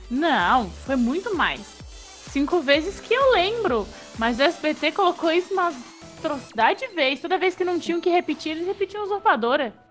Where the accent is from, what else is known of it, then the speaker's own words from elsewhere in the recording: Santa Catarina, Brazil; eu sou de Santa Catarina